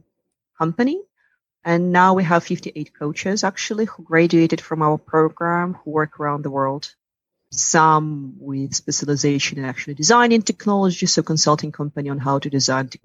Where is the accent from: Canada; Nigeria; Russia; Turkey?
Russia; moved away as an adult; also born or lived in Italy / New York / London; I come from Russia. I grew up there.